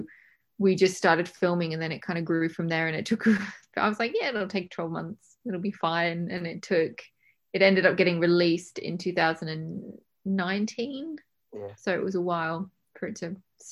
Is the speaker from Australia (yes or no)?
yes; Australia; moved away as an adult; now in England; I was born in England, but I went to high school and university in Australia